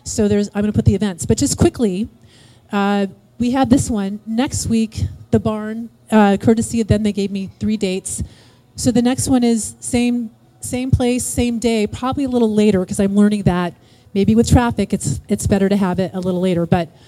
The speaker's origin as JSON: {"language": "English", "town": "Carmichael", "region": "California", "country": "United States", "tie": "born or raised there", "moved": "as an adult", "said": "I grew up here. I grew up in Carmichael, and then I left at 18 saying, I'm never coming back. This place is a cow town. It's so boring. And then I moved back last year."}